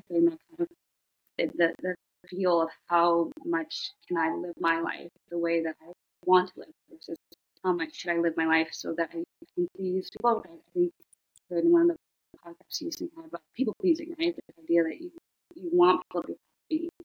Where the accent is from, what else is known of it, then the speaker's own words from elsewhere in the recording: United States; also born or lived in Shanghai, China; I'm American. I grew up here